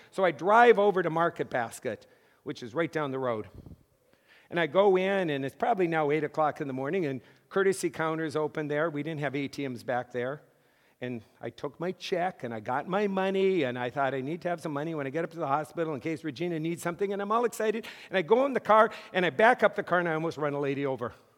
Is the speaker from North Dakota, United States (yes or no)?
yes; Mott, North Dakota, United States; moved away as an adult; also born or lived in Massachusetts / Fort Wayne; I grew up in North Dakota